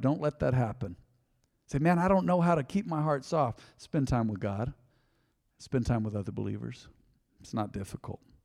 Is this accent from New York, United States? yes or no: no; Hobbs, New Mexico, United States; growing up on the South Side in Hobbs, I remember being discriminated against because my skin was too white.